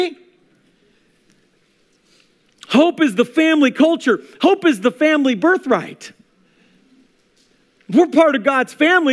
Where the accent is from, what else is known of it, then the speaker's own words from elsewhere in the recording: Pekin, Illinois, United States; moved away; I am from Pekin, Illinois.